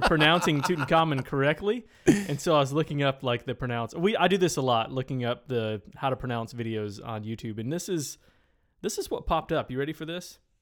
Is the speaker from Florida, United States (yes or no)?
no; Tennessee, United States; moved away; I went to high school in Tennessee, small town Tennessee.